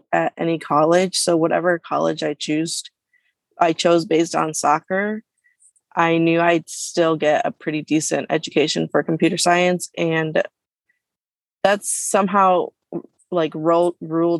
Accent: Hanover Park, Illinois, United States; I am from Hanover Park, Illinois

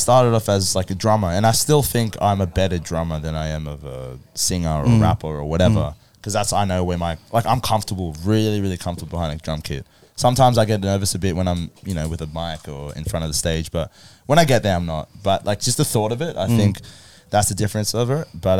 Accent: Philippines; I'm Filipino.

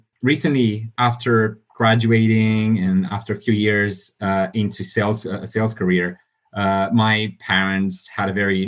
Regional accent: Italy; also born or lived in Romania; now in London, United Kingdom; I was born in Romania, grew up in Italy, been living in London for the last few years.

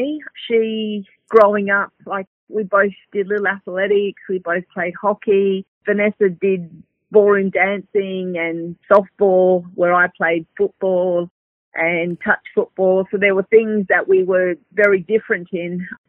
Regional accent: Darwin, Northern Territory, Australia; we had an opportunity growing up in Darwin where it was very multicultural, you know, 40% are Aboriginal people. We had a pretty good childhood growing up

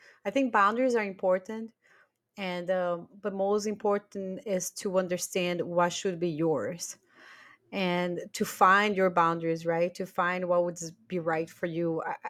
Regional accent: Brazil; English is a second language; now in Germany; I do think that after we moved from Brazil to Germany, we all grew a lot about boundaries.

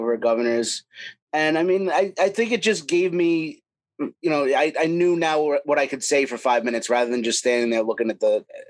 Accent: Long Island, New York, United States; born or raised there

